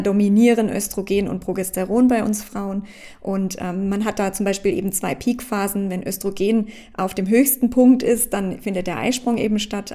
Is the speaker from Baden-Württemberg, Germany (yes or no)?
yes; Baden-Württemberg, Germany; G8 hieß das bei uns in Baden-Württemberg ähm, damals, also ich komme ja aus Deutschland